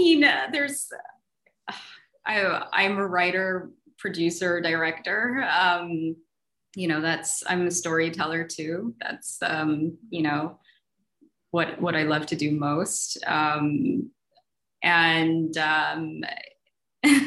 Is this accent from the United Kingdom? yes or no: no; Zimbabwe; I grew up in Zimbabwe